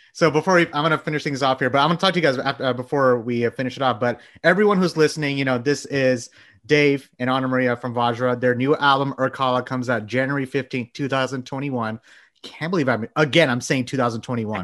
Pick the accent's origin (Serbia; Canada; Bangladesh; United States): Bangladesh; moved away; I was born in Bangladesh